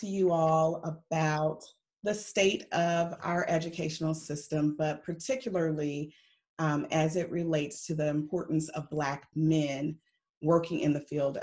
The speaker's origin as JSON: {"language": "English", "town": "Chicago", "region": "Illinois", "country": "United States", "tie": "born or raised there", "said": "the south side of Chicago, which is, of course, my hometown"}